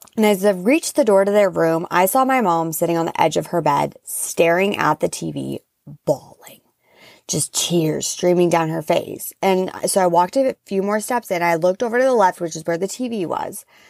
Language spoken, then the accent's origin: English; Seattle, Washington, United States; moved away; my family's from the Pacific Northwest. I'm originally from Seattle